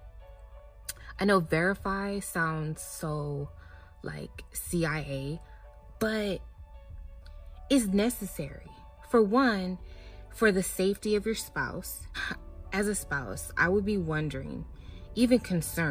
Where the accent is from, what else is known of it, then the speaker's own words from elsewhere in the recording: Phoenix, Arizona, United States; I am back in my hot ass car in my garage in Phoenix, Arizona